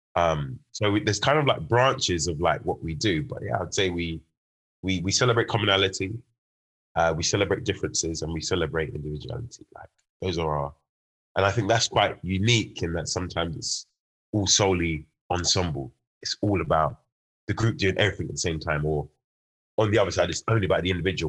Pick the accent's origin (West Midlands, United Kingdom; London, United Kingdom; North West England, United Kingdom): London, United Kingdom; also born or lived in Birmingham; it being my hometown